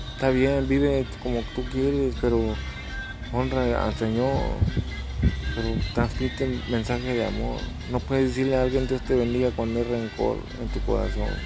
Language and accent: Spanish; Texas, United States; Yo acá soy de Estados Unidos, ¿va? En Texas, el estado de Texas